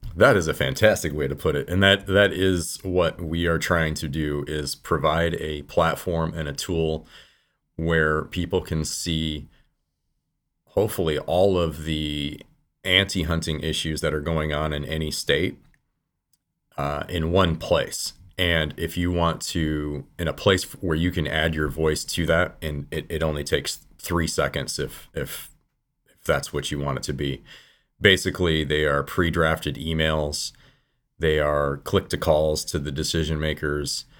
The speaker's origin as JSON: {"language": "English", "region": "Michigan", "country": "United States", "tie": "born or raised there", "moved": "yes", "lives_now": "California, United States", "said": "I live in California now. I've been a, a hunter all of my life. I grew up in Michigan"}